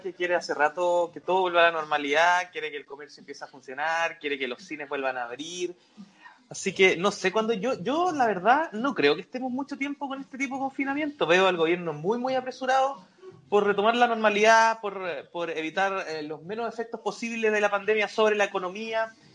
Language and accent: Spanish; Chile